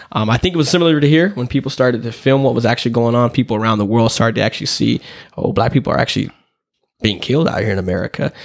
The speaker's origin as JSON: {"language": "English", "region": "the South", "country": "United States", "tie": "born or raised there", "moved": "yes", "said": "I grew up in the South"}